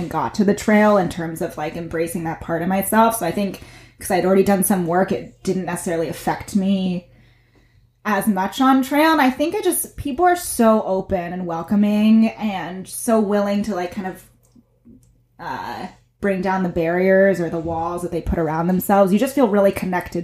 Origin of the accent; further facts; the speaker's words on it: Davis, California, United States; also born or lived in Los Angeles; I grew up in Davis